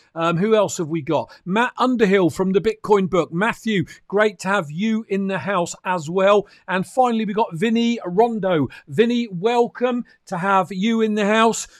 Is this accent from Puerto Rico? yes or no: no; United Kingdom; I'm a Brit